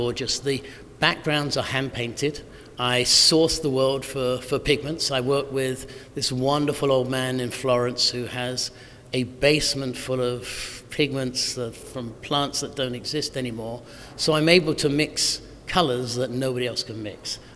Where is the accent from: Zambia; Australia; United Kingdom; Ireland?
United Kingdom; Northern England; moved away; also born or lived in Yorkshire; I grew up in Northern England